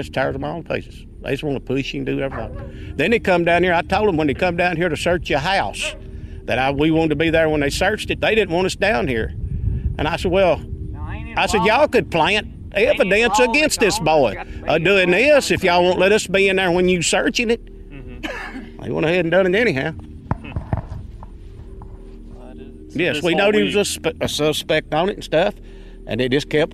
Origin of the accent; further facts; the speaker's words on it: Allen County, Kentucky, United States; I was born and raised around here in Allen County